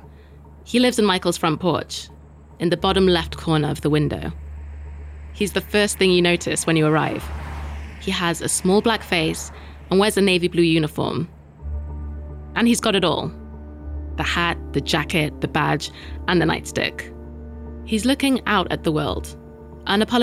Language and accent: English; United Kingdom; us Brits have our own problems